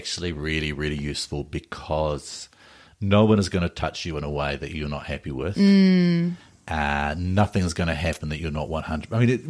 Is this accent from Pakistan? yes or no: no; Invercargill, Southland, New Zealand; my hometown of Invercargill.